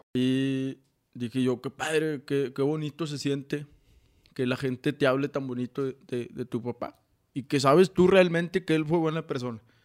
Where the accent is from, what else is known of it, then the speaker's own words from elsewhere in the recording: Saltillo, Coahuila, Mexico; soy de aquí de Saltillo, Coahuila